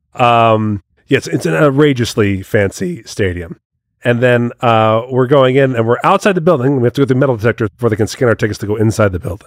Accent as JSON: {"language": "English", "country": "United States", "said": "I'm a proud American. I like being part of this country"}